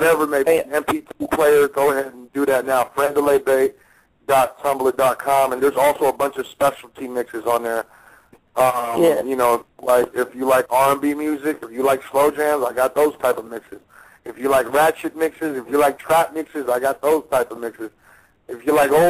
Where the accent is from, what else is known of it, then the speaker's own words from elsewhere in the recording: the Bay Area, California, United States; now in Las Vegas, United States; I am from the Bay